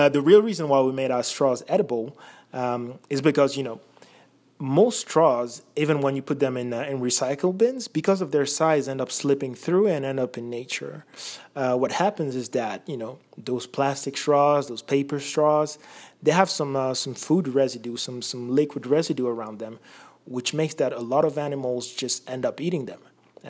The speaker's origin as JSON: {"language": "English", "country": "France", "tie": "born or raised there", "also_born_or_lived": "Belgium", "moved": "as an adult", "lives_now": "United States", "said": "I was born in Belgium, mainly grew up in France, lived in a few different countries, and I've been in the U.S. since college."}